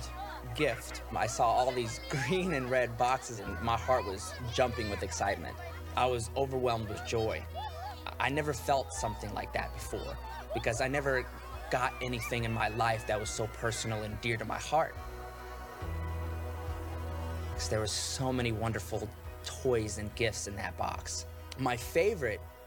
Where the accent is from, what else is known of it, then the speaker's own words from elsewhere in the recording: Ukraine; moved away; I was born in Ukraine